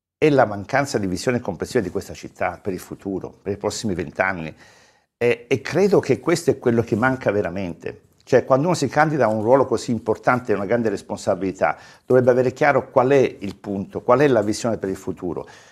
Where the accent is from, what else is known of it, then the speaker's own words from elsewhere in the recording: Calabria, Italy; now in Florence, Italy; io sono nato in Calabria, vivo a Firenze da una vita, ormai mi sento è la mia città